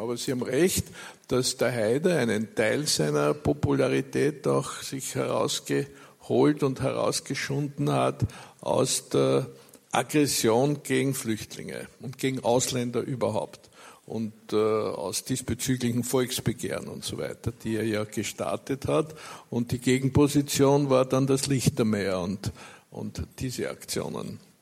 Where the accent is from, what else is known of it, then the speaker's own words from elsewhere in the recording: Austria; Bei uns in Österreich